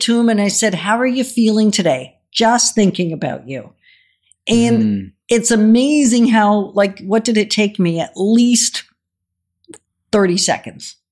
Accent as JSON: {"language": "English", "country": "Denmark", "moved": "yes", "said": "we're originally from Denmark"}